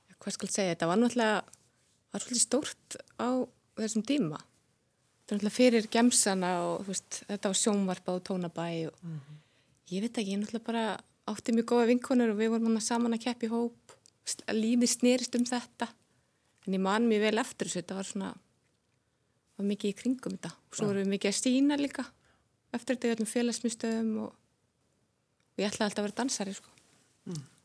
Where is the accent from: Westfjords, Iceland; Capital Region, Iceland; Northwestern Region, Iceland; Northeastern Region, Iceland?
Capital Region, Iceland; Reykjavík; ég fættist í Breitholdinu bjóð þar fyrstu nýju árin